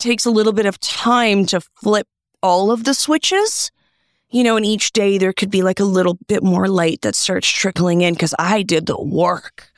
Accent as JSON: {"language": "English", "town": "Toronto", "region": "Ontario", "country": "Canada", "said": "I'm from Toronto. I'm going home soon."}